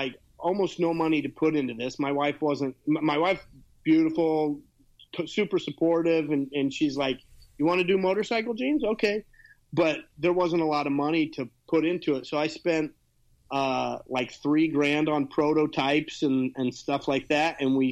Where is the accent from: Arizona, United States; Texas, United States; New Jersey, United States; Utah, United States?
Utah, United States; now in Los Angeles, United States; I grew up in Utah, started riding in Utah